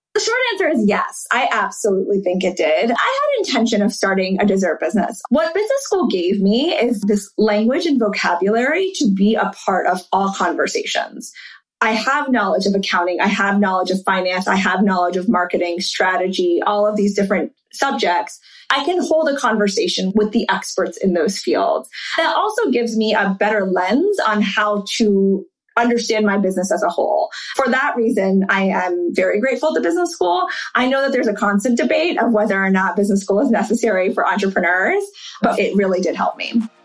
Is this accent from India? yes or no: no; Charlotte, North Carolina, United States; moved away; also born or lived in New York City / London; I grew up in Charlotte and went to a private school.